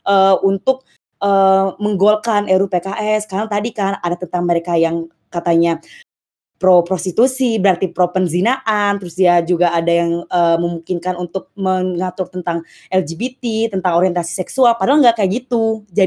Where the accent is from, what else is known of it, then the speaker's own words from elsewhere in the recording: Bengkulu, Indonesia; oh ya btw gue dari Bengkulu